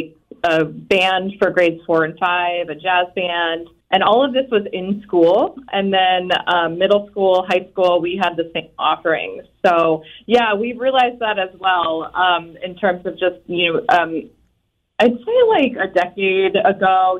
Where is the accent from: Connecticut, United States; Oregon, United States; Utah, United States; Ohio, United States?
Connecticut, United States; Burlington; I grew up in Burlington, Connecticut, very small town, rural area, just outside of Hartford.